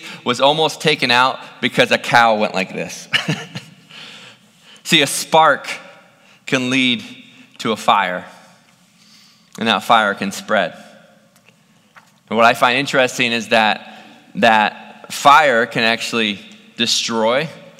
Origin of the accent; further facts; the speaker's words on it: Ohio, United States; also born or lived in North Phoenix, Arizona; now in Phoenix, United States; growing up in Ohio was around farm country